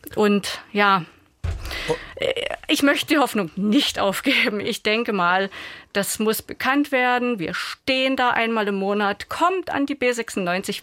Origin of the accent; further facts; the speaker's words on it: Ostritz, Saxony, Germany; mein Heimatort, mein ehemaliger Ostritz